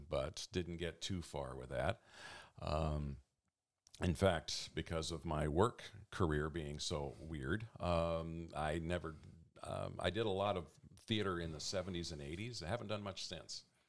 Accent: Eugene, Oregon, United States; also born or lived in Medford / Portland; I'm actually a Eugenian. I was born right here in Eugene.

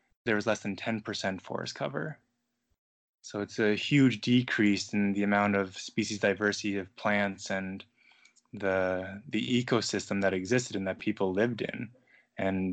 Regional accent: Mississauga, Ontario, Canada; also born or lived in Guelph; I grew up in Mississauga, which is traditional territory to the New Credit First Nations

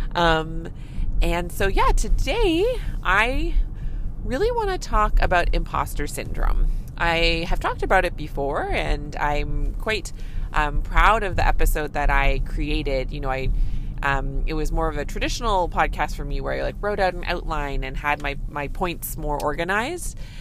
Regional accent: Canada; I'm a Canadian family physician

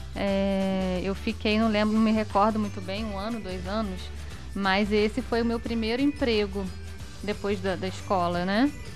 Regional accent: Petrópolis, Rio de Janeiro, Brazil; also born or lived in Areal; eu sou de Petrópolis, né? Sim. É, e passei boa parte da minha vida em, morando em Taipava. A minha infância

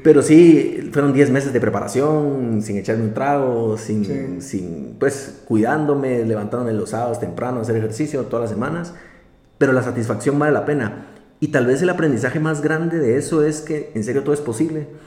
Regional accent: Guatemala; nosotros como guatemaltecos

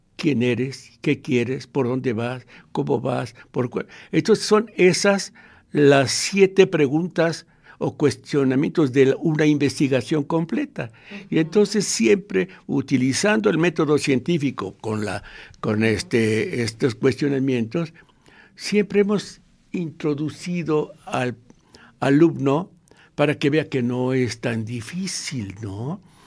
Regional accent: Mexico; como los mexicanos

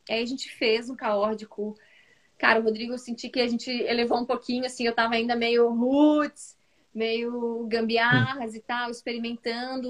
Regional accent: Florianópolis, Santa Catarina, Brazil; Eu sou aqui de Santa Catarina, de Florianópolis

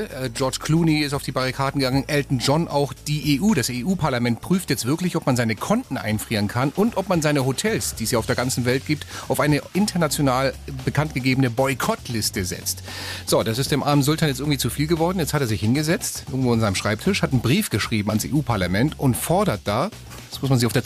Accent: Wermelskirchen, North Rhine-Westphalia, Germany; ich bin 40 Jahre alt. Ich komme aus Wermelskirchen im rheinisch-bergischen Kreis.

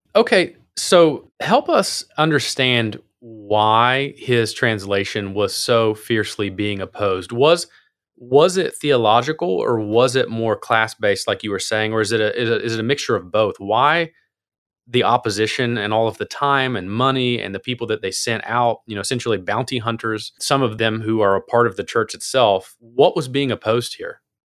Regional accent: Appalachia, United States; I'm from Appalachia, so I have my own kind of English

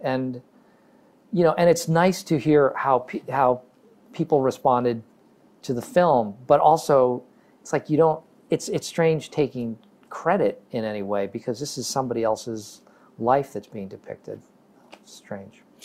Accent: Massachusetts, United States; moved away; also born or lived in Chicago / New York; where I grew up in Massachusetts

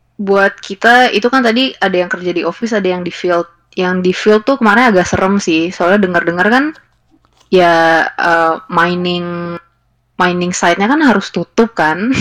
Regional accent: Indonesia; gue dari Indonesia

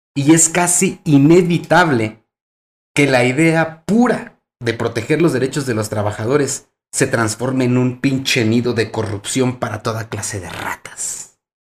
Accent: Mexico; aquí en nuestro país, México

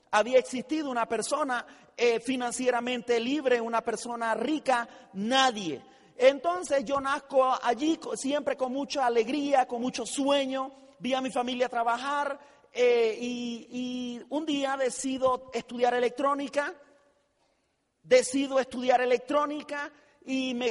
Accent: Tijera de Boquerón, Chiriquí, Panama; yo eh, eh, soy panameño, nazco en un pueblo muy humilde en la República de Panamá, un pueblo que se llama Tijera de Boquerón

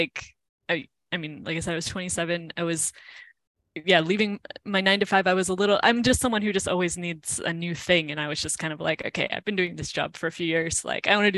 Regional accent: United States; moved away as an adult; also born or lived in Cleveland; now in Spain; being like an American

